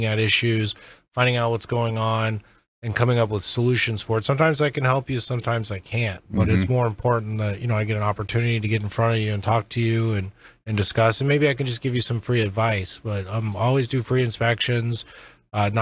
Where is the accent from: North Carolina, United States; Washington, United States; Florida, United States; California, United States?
Florida, United States; growing up in Florida